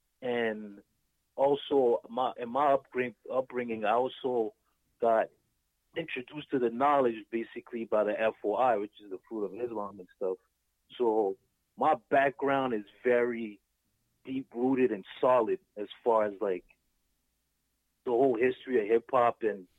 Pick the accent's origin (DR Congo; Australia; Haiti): DR Congo; now in United States; I'm originally from Congo, right?